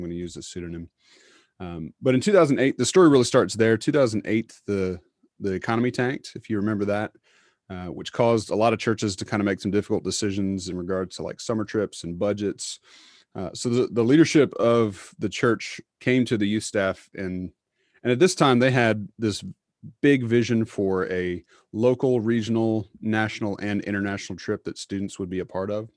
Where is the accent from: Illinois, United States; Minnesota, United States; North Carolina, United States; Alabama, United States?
North Carolina, United States; Charlotte; I grew up in Charlotte, went to a very large PCA church there, um, went to college in Charlotte, went to seminary in Charlotte